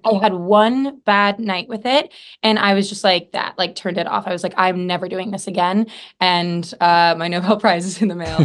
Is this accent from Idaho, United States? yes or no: yes; Idaho, United States; now in Los Angeles, United States; I'm from Idaho